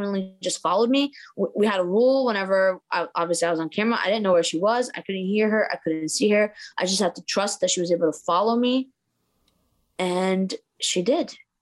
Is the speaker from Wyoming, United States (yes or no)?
no; Boston, Massachusetts, United States; also born or lived in Maryland; growing up in Boston